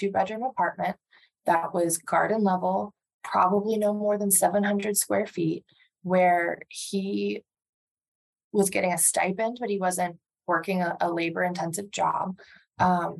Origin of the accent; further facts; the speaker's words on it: Andover, Massachusetts, United States; I grew up outside of Boston with parents that were not from the Boston area